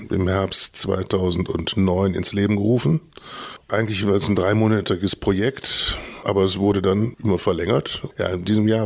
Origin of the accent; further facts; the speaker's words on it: Düsseldorf, North Rhine-Westphalia, Germany; Ich bin in Düsseldorf geboren, im Süden von Düsseldorf, Ordenbach. Jetzt, wenn Leute das kennen, na, Benrad.